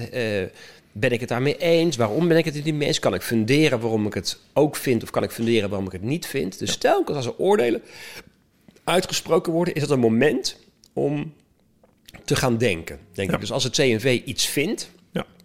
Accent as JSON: {"language": "Dutch", "country": "Netherlands"}